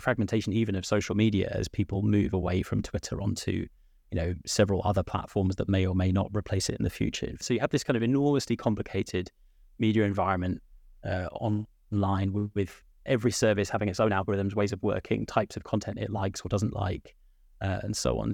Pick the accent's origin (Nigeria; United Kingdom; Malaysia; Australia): United Kingdom; now in Ireland; I'm sat here in, in, uh, Ireland, but from my accent, uh, I'm from the U K